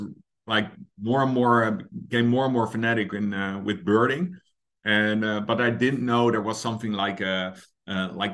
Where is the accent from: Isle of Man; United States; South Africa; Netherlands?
Netherlands; The Hague, South Holland; I grew up in Scheveningen, another very horrible name to pronounce, which is basically The Hague by the coast in the Netherlands